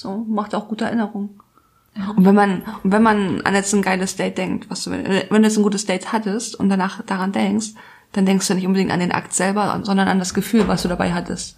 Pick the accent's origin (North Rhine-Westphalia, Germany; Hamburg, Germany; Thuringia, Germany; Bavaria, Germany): Hamburg, Germany; also born or lived in France; Ich komme aus Hamburg